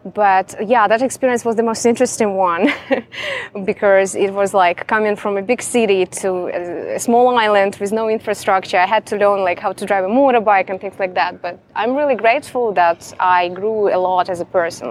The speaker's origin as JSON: {"language": "English", "region": "Donetsk Oblast", "country": "Ukraine", "tie": "born or raised there", "also_born_or_lived": "St. Petersburg / East Timor / Kuala Lumpur, Malaysia / China", "moved": "as an adult", "said": "I was born in Ukraine and basically I grew up there and went to university there in uh, eastern part of Ukraine, in okay. Donetsk region."}